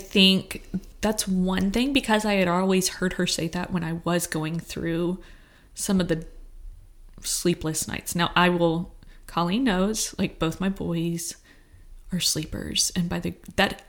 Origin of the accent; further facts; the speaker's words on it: Texas, United States; I grew up in Texas.